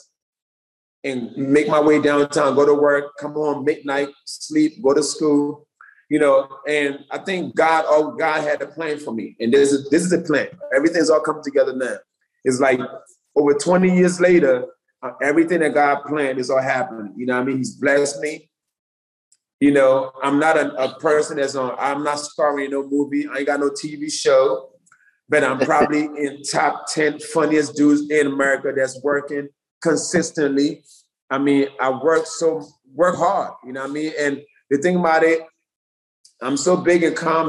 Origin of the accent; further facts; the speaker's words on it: Philadelphia, Pennsylvania, United States; moved away; also born or lived in Delaware; I grew up in Southwest Philly